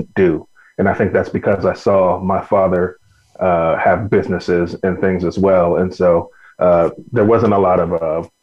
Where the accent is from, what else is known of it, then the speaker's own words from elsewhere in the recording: Bakersfield, California, United States; born and raised in Bakersfield, California